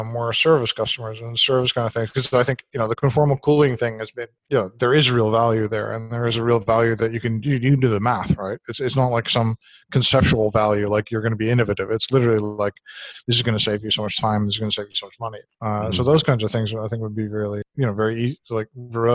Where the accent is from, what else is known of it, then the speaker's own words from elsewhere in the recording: Netherlands; I'm from Holland